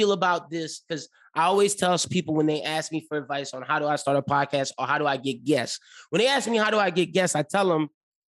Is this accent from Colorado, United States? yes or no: no; Lafayette, Louisiana, United States; I'm a 27-year-old young brother from Lafayette that hosts a show for ESPN.